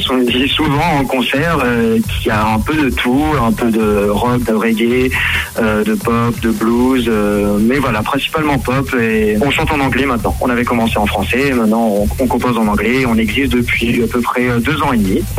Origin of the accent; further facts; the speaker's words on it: Réunion; now in Nancy, France; je suis originaire de l'île de la Réunion.